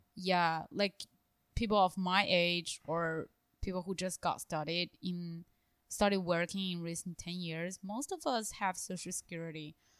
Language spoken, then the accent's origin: English; China; moved away; my hometown city, or the capital city of my hometown province